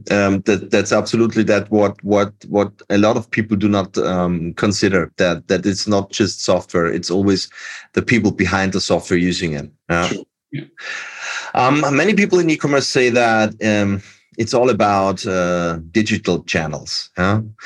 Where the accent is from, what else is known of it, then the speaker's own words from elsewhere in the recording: Austria; English is a second language; I'm from Austria